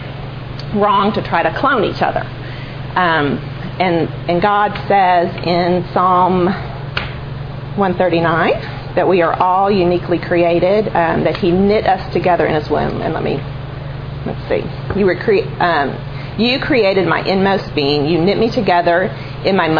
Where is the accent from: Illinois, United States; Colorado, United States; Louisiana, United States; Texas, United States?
Illinois, United States; Chicago; I'm from Chicago. And grew up there